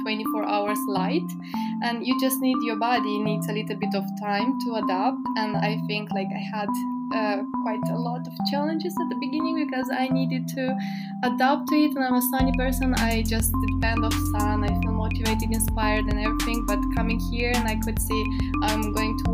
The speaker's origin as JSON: {"language": "English", "country": "Moldova", "also_born_or_lived": "Italy", "moved": "yes", "lives_now": "Reykjavik, Iceland", "said": "I'm 22 years old and I'm from Republic of Moldova"}